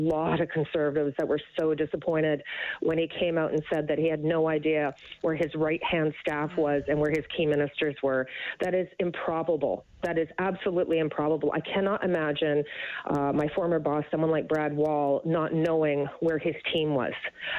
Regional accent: Canada; as a conservative, but more importantly as a Canadian

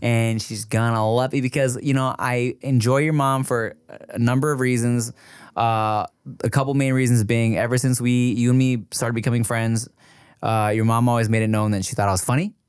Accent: Paramount, California, United States; I grew up in Paramount

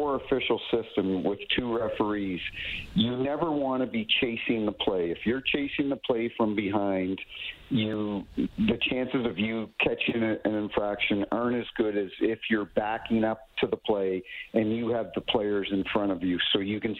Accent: New Brunswick, Canada; now in St. Louis, United States; I grew up in New Brunswick and I live in St. Louis now.

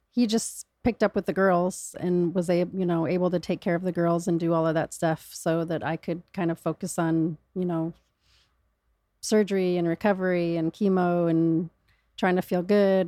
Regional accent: Michigan, United States; I was born in Michigan

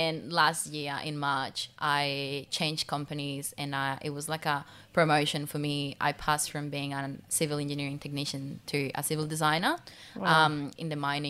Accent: Pasto, Nariño, Colombia; English is a second language; moved away as an adult; now in Australia; my home country, because like we are a developing country

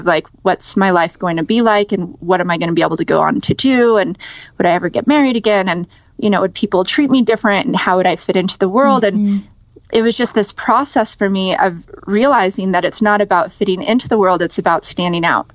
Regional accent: Las Vegas, Nevada, United States; born or raised there

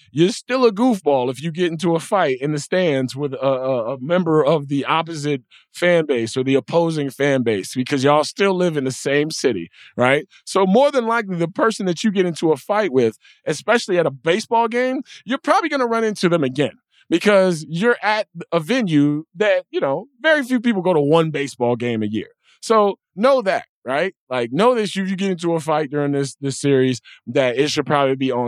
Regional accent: Chicago, Illinois, United States; also born or lived in South Side, Chicago; growing up on the North side, I was around Cub fans at all times

